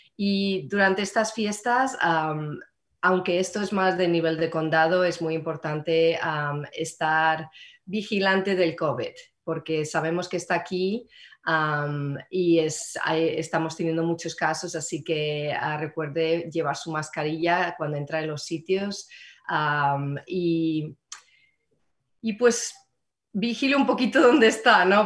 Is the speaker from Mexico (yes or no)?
no; Madrid, Community of Madrid, Spain; now in Marin County, United States; en Madrid, donde, de donde soy yo